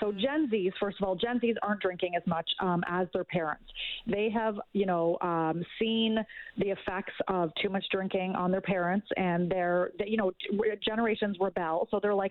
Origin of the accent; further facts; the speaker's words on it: Canada; as a Canadian